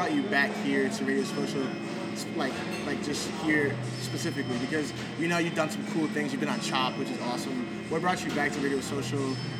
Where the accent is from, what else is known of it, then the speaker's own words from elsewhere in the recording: Atlanta, Georgia, United States; now in Rochester, United States; I'm from Atlanta, Georgia, originally.